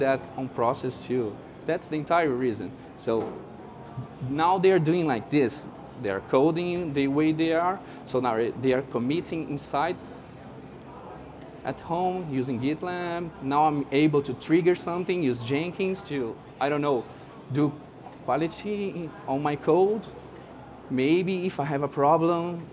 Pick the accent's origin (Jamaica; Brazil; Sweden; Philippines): Brazil; I'm from Brazil.